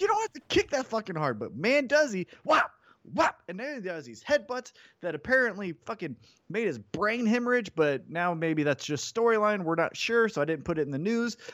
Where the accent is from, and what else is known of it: Kansas City, United States; born or raised there